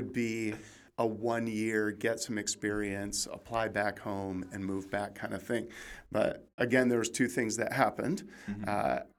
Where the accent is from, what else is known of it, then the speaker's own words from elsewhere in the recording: West Michigan, United States; now in California, United States; I'm very happy to be a Californian now. And I grew up in West Michigan in a very small town and went through Christian education my entire life.